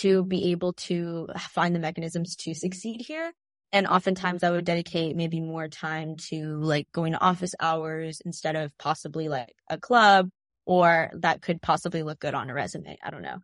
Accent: Tyler, Texas, United States; We're both from Texas

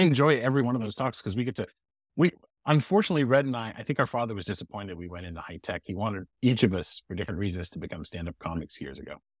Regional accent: Montreal, Quebec, Canada; now in Boston, United States; I was born in Montreal

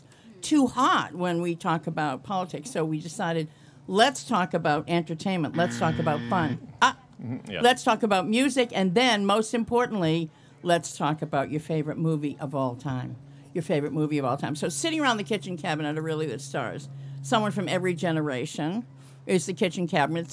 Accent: Boston / New England, United States; Born and raised in Boston.

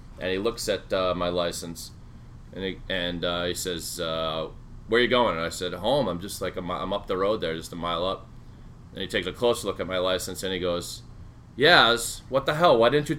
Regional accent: Sharon, Massachusetts, United States; this is my hometown of Sharon

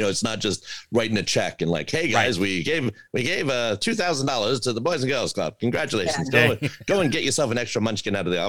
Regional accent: Long Island, New York, United States; as a kid growing up on Long Island

